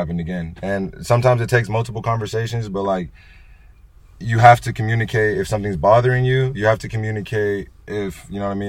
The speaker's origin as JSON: {"language": "English", "town": "Salinas", "region": "California", "country": "United States", "tie": "born or raised there", "said": "growing up in Salinas."}